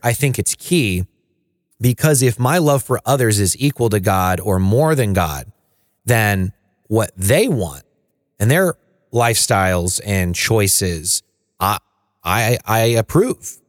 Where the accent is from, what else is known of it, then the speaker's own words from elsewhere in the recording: the Bible Belt, United States; I grew up in the Bible Belt.